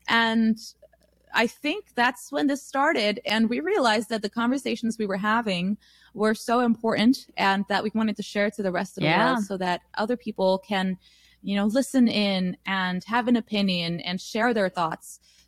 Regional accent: United States; such diverse cities, and we have lived here so long that we can't just identify as Nepali people. We are Nepali American.

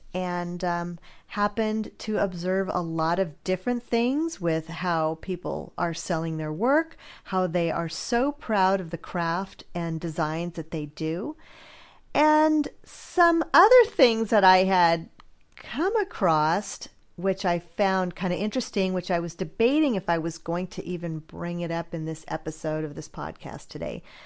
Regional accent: California, United States; I'm from California

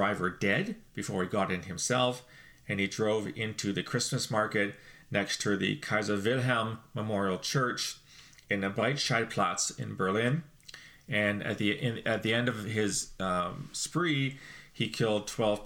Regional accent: London, Ontario, Canada; my hometown of London, Ontario

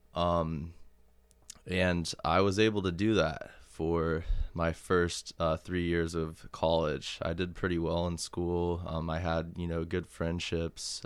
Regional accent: Kansas City, United States; I was born and raised in Kansas City

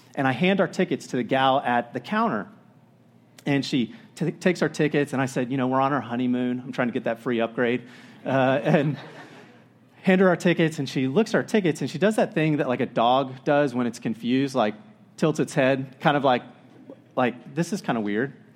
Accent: Florida, United States; now in Oregon, United States; I grew up in Florida

